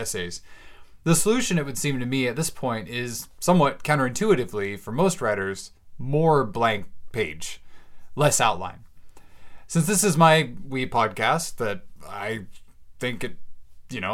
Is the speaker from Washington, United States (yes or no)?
yes; Bellingham, Washington, United States; I'm now moved in and settled into a very cozy little cabin here in Bellingham, Washington, my hometown.